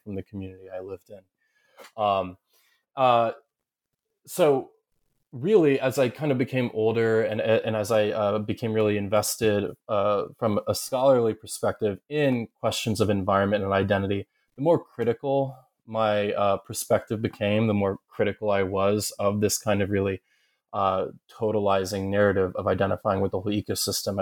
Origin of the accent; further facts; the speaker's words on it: Southern Ohio, United States; moved away as an adult; also born or lived in upstate New York / Kentucky / Massachusetts; I grew up in Southern Ohio, uh, though I'm from ups, upstate New York.